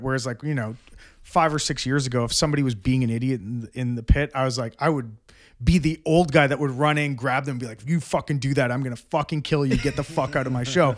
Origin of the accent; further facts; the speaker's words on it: Brampton, Ontario, Canada; I grew up in Brampton